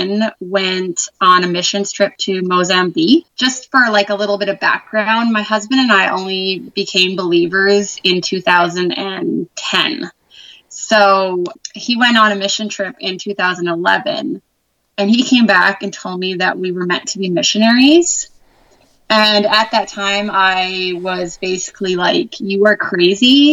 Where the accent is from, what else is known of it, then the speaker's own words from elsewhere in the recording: Canada; I am from Canada and I'm actually from the coldest province there is.